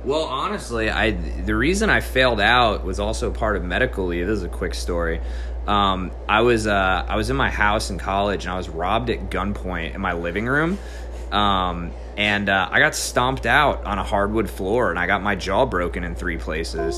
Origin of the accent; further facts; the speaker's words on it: New Jersey, United States; moved away as an adult; also born or lived in South Carolina; So, I originally grew up in New Jersey. I stayed there till I was about 18 years old.